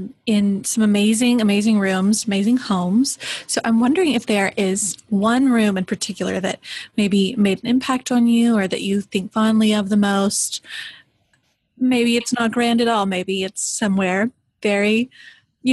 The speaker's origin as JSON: {"language": "English", "town": "Mobile", "region": "Alabama", "country": "United States", "said": "I'm from Mobile, Alabama, so right next to New Orleans, we get hurricanes all the time."}